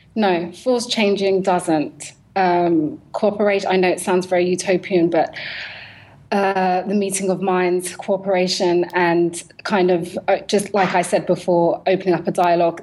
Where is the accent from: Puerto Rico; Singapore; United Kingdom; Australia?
United Kingdom; London; born or raised there